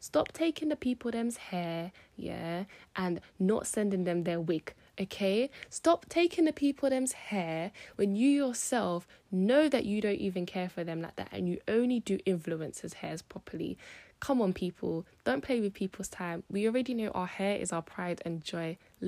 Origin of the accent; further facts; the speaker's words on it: United Kingdom; Shout out to my hometown, the UK. You know, I was born here, raised here. And as much as I shout out Jamaica, I am British.